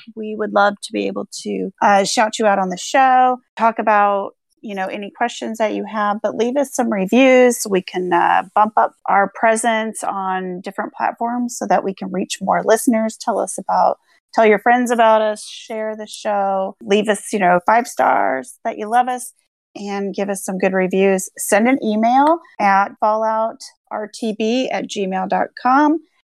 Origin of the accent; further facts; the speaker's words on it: Ireland; I'm not great at names. I'm Irish, you know.